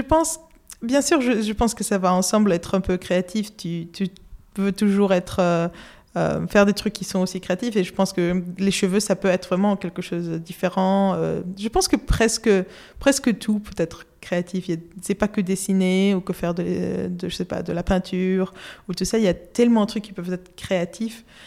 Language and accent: French; Madrid, Community of Madrid, Spain; French is a second language; now in London, United Kingdom; j'habite à Londres, mais euh, je suis de Madrid, Espagne, et je parle français parce que j'étudiais à une école française depuis toute petite